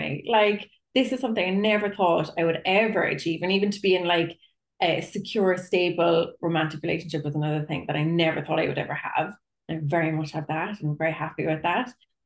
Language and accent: English; Cork, Munster, Ireland; I'm a psychotherapist from Cork in Ireland